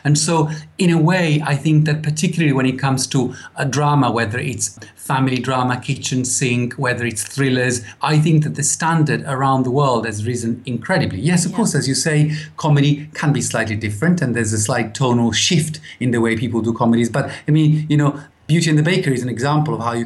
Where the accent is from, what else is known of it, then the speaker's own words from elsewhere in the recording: Italy; moved away as an adult; now in United Kingdom; I was raised in Italy for the first 20-something years of my life